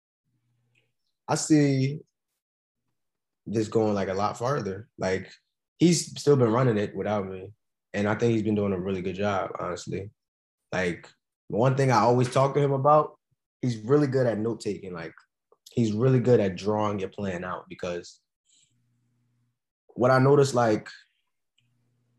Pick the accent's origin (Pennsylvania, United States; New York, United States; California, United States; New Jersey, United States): Pennsylvania, United States; Philadelphia; born or raised there